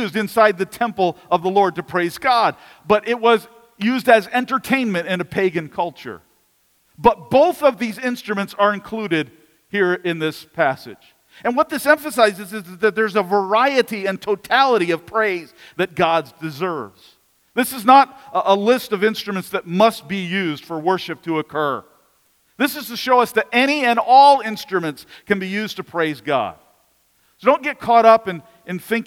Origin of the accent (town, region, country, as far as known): United States